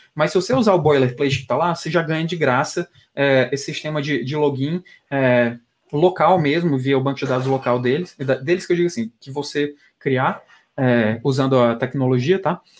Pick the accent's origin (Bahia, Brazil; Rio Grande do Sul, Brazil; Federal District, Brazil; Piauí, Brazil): Piauí, Brazil; now in São Paulo, Brazil; eu como piauiense